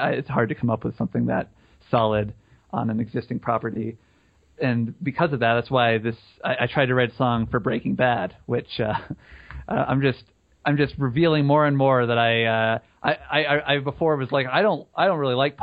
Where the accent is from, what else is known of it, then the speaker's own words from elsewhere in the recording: Colorado, United States; We're from Colorado